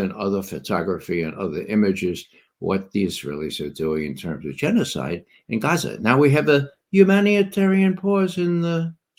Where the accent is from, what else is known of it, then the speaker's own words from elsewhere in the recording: New York City, New York, United States; I grew up in the Bronx, New York City